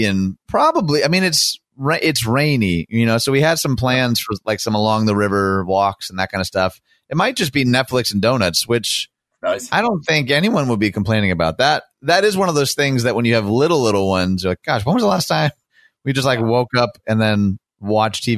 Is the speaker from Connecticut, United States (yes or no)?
no; Dearborn, Michigan, United States; my unique experience growing up in Dearborn